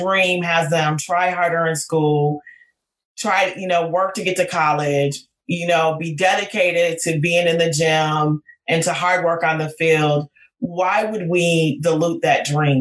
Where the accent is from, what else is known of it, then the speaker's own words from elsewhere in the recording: Minneapolis, Minnesota, United States; I'm from North Minneapolis